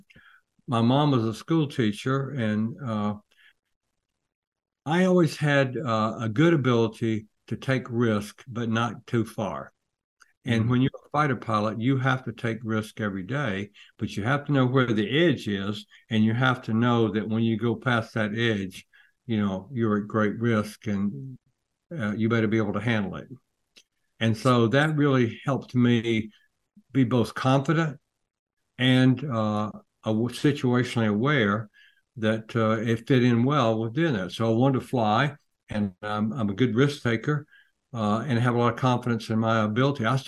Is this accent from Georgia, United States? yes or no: yes; between Athens and Commerce, North Georgia, United States; I grew up in North Georgia, kind of the Red Hills. It's not the real hills, but it was red and a little bit hilly between Athens and Commerce, Georgia.